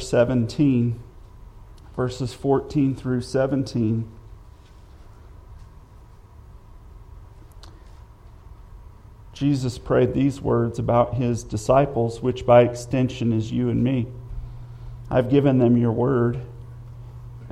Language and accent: English; United States; I love being an American